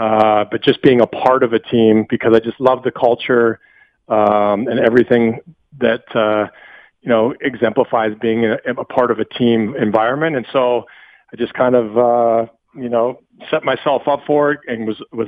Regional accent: Western Canada, Canada; moved away as an adult; now in United States; I've always wanted to move to the States as a you know, young boy living, growing up in Western Canada.

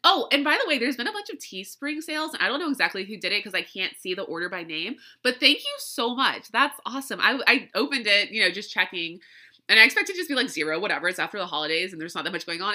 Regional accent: Louisiana, United States; I grew up in Louisiana

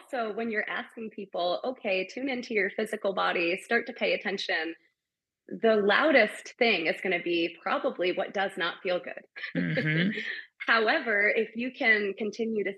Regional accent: New York, United States; I'm from New York.

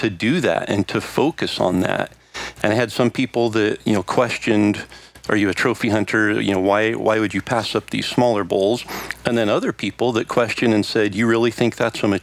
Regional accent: Idaho, United States; my home state of Idaho.

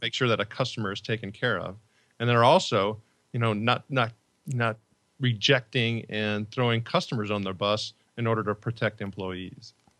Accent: Northwest Indiana, United States; also born or lived in Chicago; I grew up in Northwest Indiana

